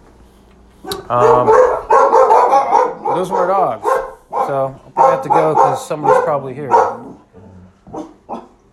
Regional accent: Pennsylvania, United States; moved away; I'm originally from Pennsylvania

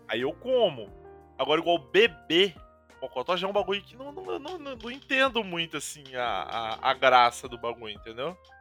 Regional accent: Paraná, Brazil; pelo menos aqui, onde eu cresci, assim, é muito normal

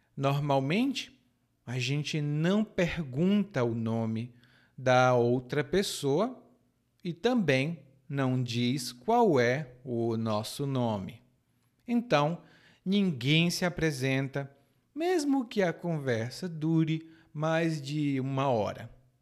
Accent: Brazil; now in Salvador, Brazil; como era a minha cidade natal

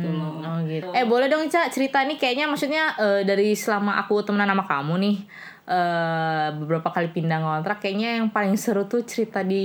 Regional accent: Kalimantan, Indonesia; karena ibunya tahu kita dari Kalimantan maksudnya dari luar Jawa

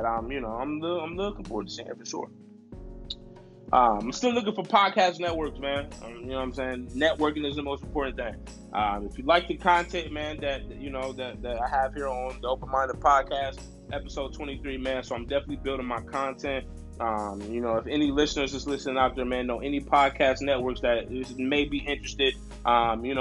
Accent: Columbus, Ohio, United States; my hometown, Columbus, Ohio

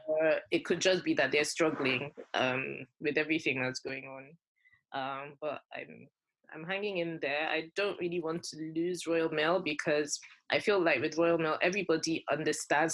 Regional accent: Nigeria; moved away as an adult; growing up in Nigeria, I came, I was already like fully grown when I came here

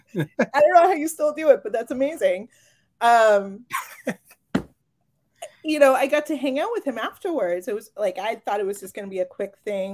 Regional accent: Marion, Massachusetts, United States; I grew up in Marion.

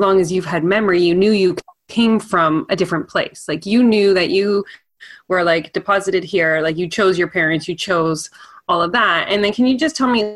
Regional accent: Canada; even as Canadian

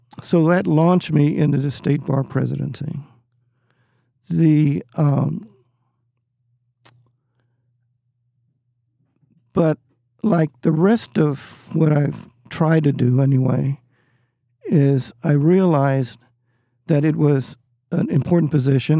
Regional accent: San Antonio, Texas, United States; now in Austin, United States; San Antonio, I'm from San Antonio

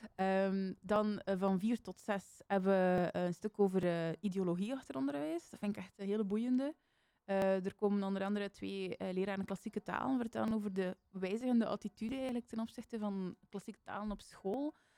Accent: Bruges, Flanders, Belgium; ik ben toevallig van die straten, dus ik ben daar opgegroeid

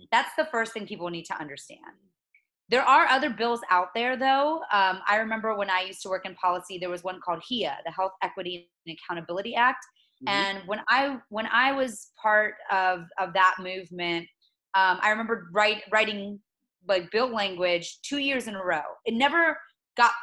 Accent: Mulberry, Florida, United States; moved away as an adult; now in Washington, D.C., United States; I personally am trying to go back actually to my hometown in Mulberry in Polk County.

